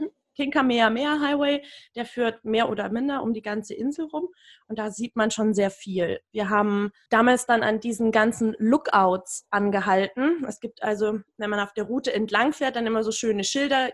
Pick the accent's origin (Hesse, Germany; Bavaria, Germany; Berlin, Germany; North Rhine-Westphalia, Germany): Berlin, Germany; mir als Berlinerin